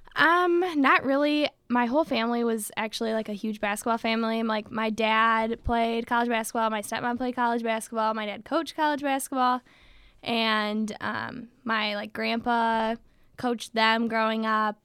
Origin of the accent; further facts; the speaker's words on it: Michigan, United States; we're from Michigan